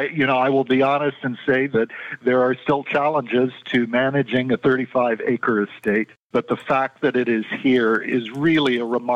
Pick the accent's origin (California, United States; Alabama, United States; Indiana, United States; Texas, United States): Indiana, United States; moved away as an adult; now in Fort Lauderdale, United States; I'm from Indiana originally, and the winters were getting a little burdensome up there.